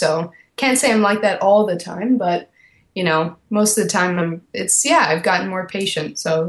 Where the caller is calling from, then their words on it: Los Angeles, California, United States; I'm calling you from L.A.